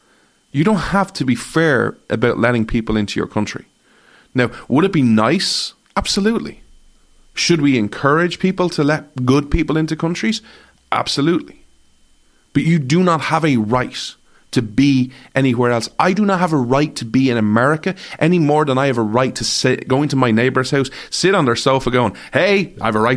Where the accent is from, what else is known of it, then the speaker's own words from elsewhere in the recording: Ireland; I'm an Irishman, not an American